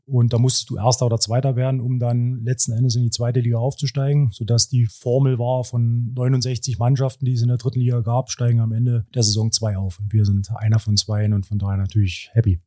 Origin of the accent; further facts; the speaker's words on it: Cottbus, Brandenburg, Germany; moved away as an adult; also born or lived in Hoyerswerda / Erzgebirge; now in Aue, Germany; bin in Hoyerswerda geboren, bin in Cottbus groß geworden, habe dort Handball gespielt